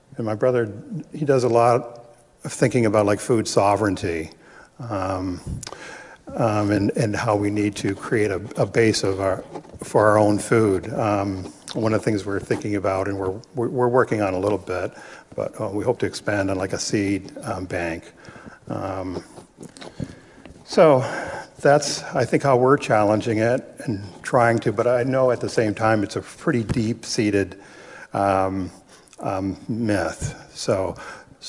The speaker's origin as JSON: {"language": "English", "area": "Rama First Nation", "region": "Ontario", "country": "Canada", "moved": "yes", "lives_now": "Bridgenorth, Canada", "said": "I'm also from Rama, but I live in Bridge North, which is a town just a little bit north of Peterborough."}